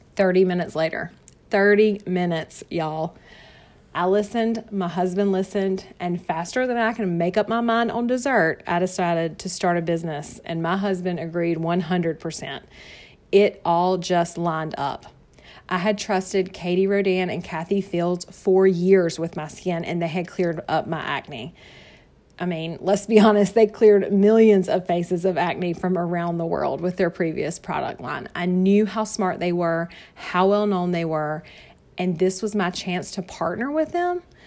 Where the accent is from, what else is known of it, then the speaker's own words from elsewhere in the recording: North Carolina, United States; accent: Southern; I was born and raised here in North Carolina, hence the Southern accent